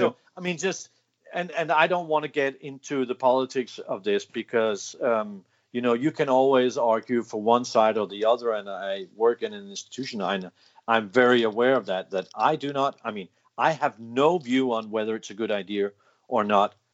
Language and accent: English; United Kingdom; We we we are British. We can do this.